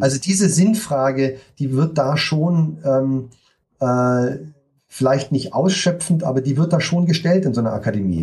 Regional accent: Munich, Bavaria, Germany; also born or lived in Berlin; im Alter, als ich fünf war, hat meine Mutter nochmal geheiratet, dann sind wir nach München gezogen

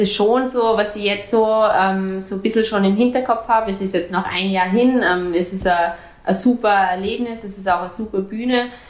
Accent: Austria; also born or lived in Germany; now in Frankfurt, Germany; bei uns in Österreich

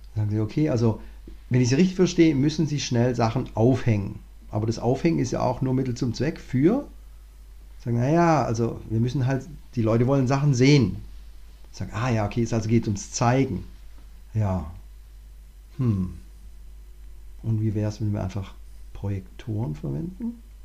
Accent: Southern Germany, Germany; als, als Deutscher, also vor allem ich komme aus dem Süddeutschen

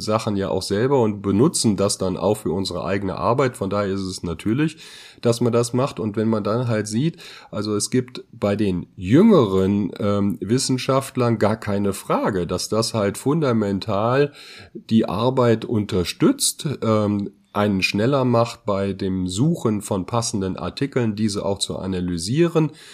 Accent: Germany; als Deutsche

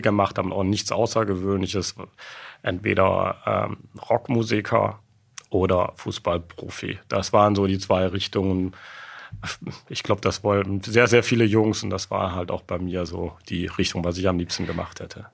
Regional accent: Sittard, Limburg, Netherlands; moved away; also born or lived in Rhineland, Germany / Aachen, Germany; Ich bin in Sittard in Holland geboren, aber direkt an der deutschen Grenze

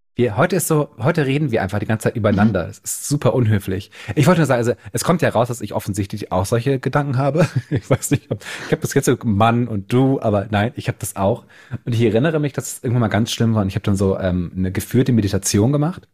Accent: Bremen, Germany; now in Berlin, Germany; ich natürlich da als Norddeutscher auch total daher bin. Und das nächste Mal, wenn ich dann auf Heimaturlaub bin in Bremen

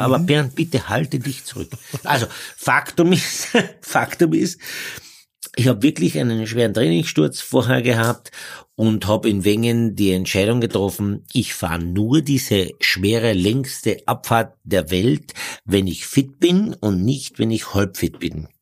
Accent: Carinthia, Austria; als äh, Kärntner

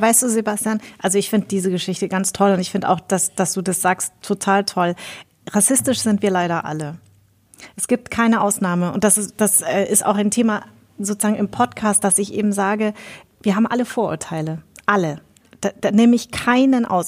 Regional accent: Munich, Bavaria, Germany; also born or lived in Darmstadt; ich bin ja in München groß geworden

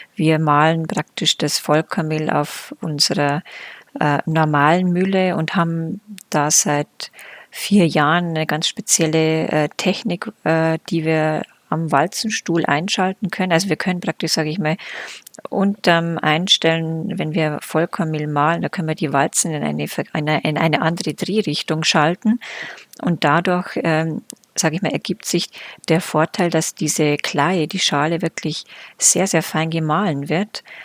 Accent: Germany; Bei uns in Deutschland

